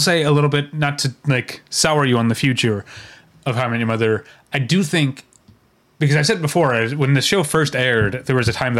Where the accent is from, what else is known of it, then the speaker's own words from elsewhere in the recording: Philadelphia, Pennsylvania, United States; now in Atlanta, United States; Because I'm originally from Philadelphia, living in Atlanta.